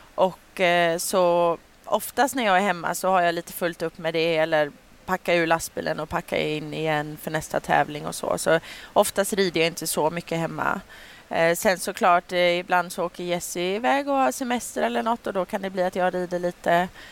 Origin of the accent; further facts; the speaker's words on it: Sweden; jag var här hemma i Sverige